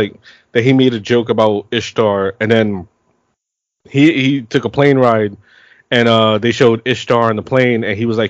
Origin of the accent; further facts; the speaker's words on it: New York City, New York, United States; also born or lived in Queens / Bronx; I was born and raised in Brooklyn